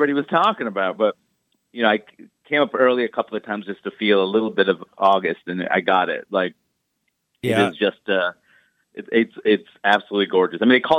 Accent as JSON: {"language": "English", "town": "New York City", "region": "New York", "country": "United States", "tie": "born or raised there", "also_born_or_lived": "Maine", "moved": "as an adult", "said": "growing up in Queens, you see the world around you, and you're kind of sheltered in diversity."}